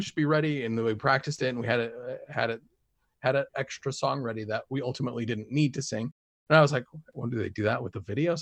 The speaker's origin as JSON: {"language": "English", "town": "Springville", "region": "Utah", "country": "United States", "tie": "born or raised there", "also_born_or_lived": "Texas", "moved": "as an adult", "said": "I grew up in Springville, and the, in the time I was a, a kid, up until, uh, I left on my mission"}